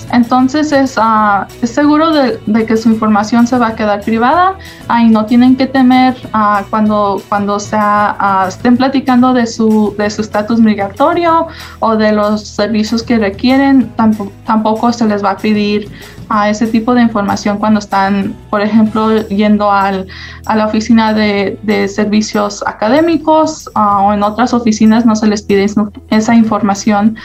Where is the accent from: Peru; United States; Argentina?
United States; Las Vegas, Nevada; also born or lived in Mexico; Aquí en el, estado, en estado de Nevada fue en donde me crié, fue nacida en México y entonces ah, aquí en Las Vegas yo le llamo mi hogar. Entonces Ah, crecí aquí en Las Vegas